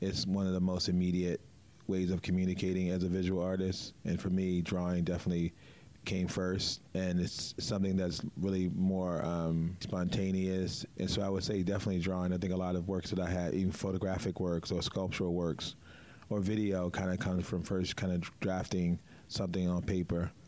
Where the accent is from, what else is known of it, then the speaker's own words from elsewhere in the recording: Baltimore, Maryland, United States; moved away; also born or lived in New York; I'm from Baltimore